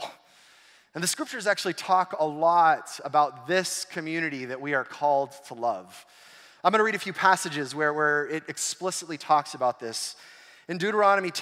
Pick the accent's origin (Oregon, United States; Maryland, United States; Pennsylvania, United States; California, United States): California, United States; Southern; growing up in Southern California